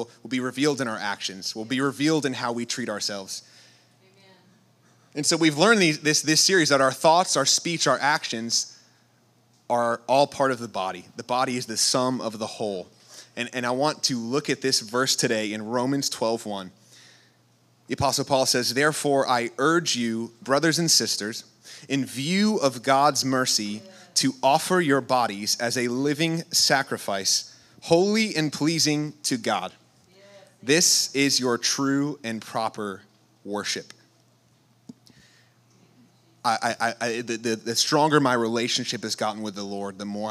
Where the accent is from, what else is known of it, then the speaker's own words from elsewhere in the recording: New York, United States; moved away; I'm from New York